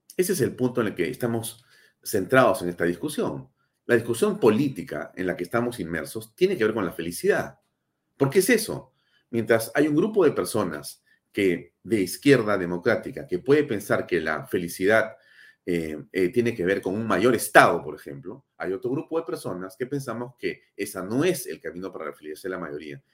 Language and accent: Spanish; Peru; mi país